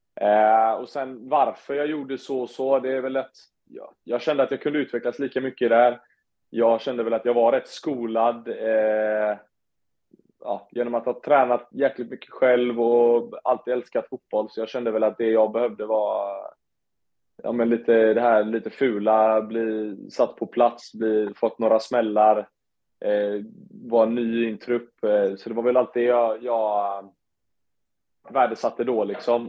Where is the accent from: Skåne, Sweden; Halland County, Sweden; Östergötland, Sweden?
Halland County, Sweden; Onsala; jag kom från Onsala